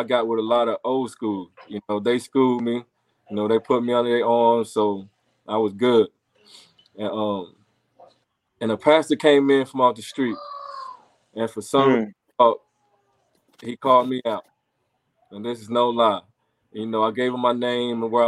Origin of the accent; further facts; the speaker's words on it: Cleveland, North Carolina, United States; also born or lived in Mooresville, North Carolina / Salisbury, North Carolina; A lot of people know I'm from Cleveland. I'm gonna say Cleveland/Mooresville, but Cleveland